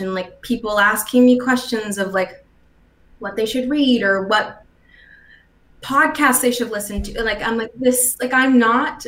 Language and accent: English; St. Albert, Alberta, Canada; moved away as an adult; also born or lived in Toronto / Vancouver; I never felt confident in myself until I left Edmonton because I grew up in St. Albert